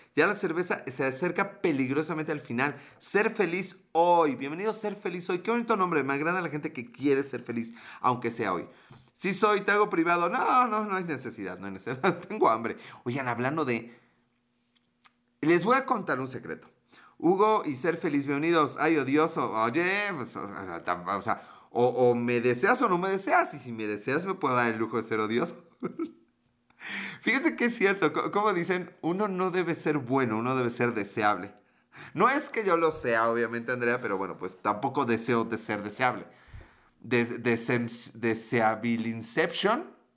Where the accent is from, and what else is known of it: Mexico